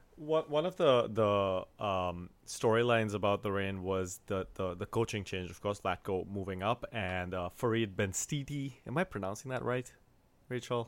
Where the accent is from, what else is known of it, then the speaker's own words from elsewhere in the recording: India; I'm from India